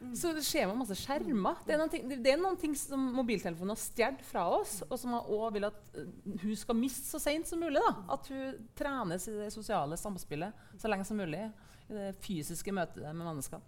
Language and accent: Norwegian; Verdal, Trøndelag, Norway; vokste opp på Verdalen på 90-tallet